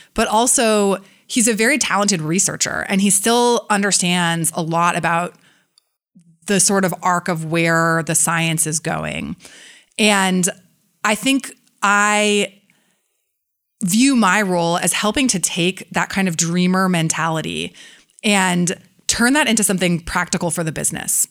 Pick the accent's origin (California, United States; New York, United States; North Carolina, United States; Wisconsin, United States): California, United States; San Francisco; close friends that I grew up with in San Francisco